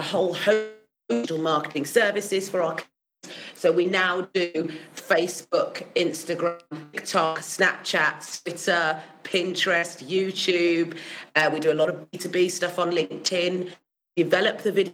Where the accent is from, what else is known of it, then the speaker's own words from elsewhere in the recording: Birmingham, West Midlands, United Kingdom; also born or lived in Manchester; I've lived in Birmingham since I was 4 years old. I was born in Manchester